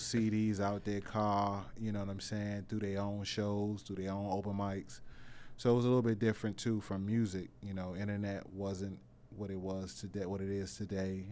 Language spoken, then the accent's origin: English; Washington, District of Columbia, United States; also born or lived in Capitol Heights, Maryland / Suitland, Maryland; I'm from Northeast, uh, Bend and Road, Clay Street er, area